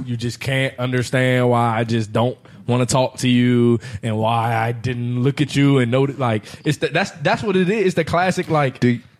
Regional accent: Washington, District of Columbia, United States

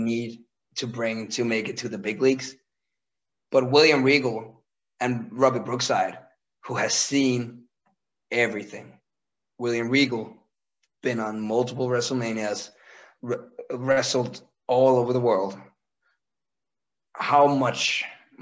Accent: Randers, Central Denmark Region, Denmark; the hometown that I'm from, which is Randers

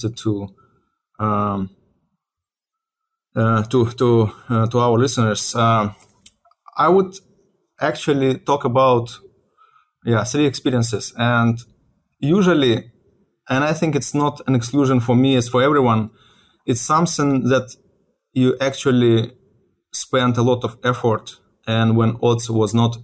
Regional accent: Ukraine; moved away as an adult; also born or lived in Russia; now in United States; I was born in Ukraine and I was living in Ukraine, I think till age of 28 years

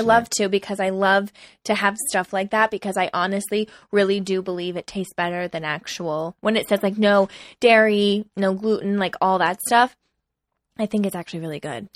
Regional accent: East Coast, United States; we're both from the East Coast, which I think has a different vibe than the totally. West Coast.

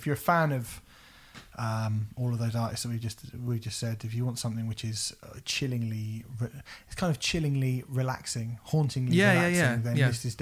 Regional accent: South Coast, England, United Kingdom; I'm from the South Coast

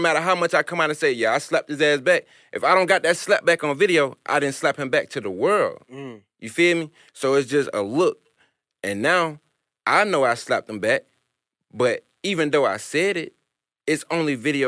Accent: New York, United States; accent: New York; if I still had my New York accent like that. It's just not that. It's not there. I'm country.

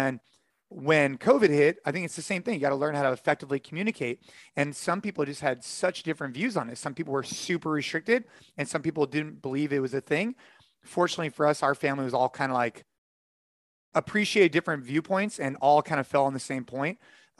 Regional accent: California, United States; moved away; our family and close friends are definitely in California because that's where I grew up

